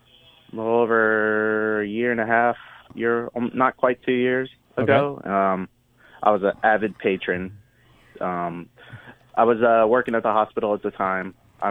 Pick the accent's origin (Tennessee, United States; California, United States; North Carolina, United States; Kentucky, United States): North Carolina, United States; I'm from North Carolina.